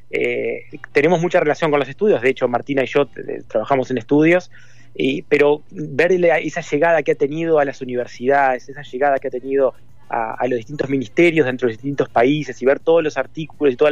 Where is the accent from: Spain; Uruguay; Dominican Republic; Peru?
Uruguay; Yo soy uruguayo